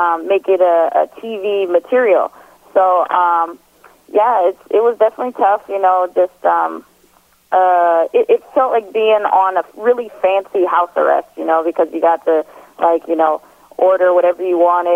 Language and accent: English; Milwaukee, Wisconsin, United States; now in Colorado, United States; people that I grew up with in Milwaukee